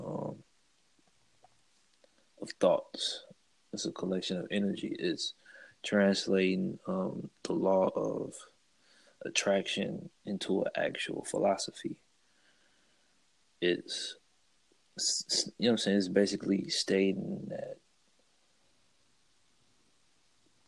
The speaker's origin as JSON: {"language": "English", "town": "St. Louis", "region": "Missouri", "country": "United States", "tie": "born or raised there", "also_born_or_lived": "Oakland, California", "said": "I was born in Oakland and raised in St. Louis"}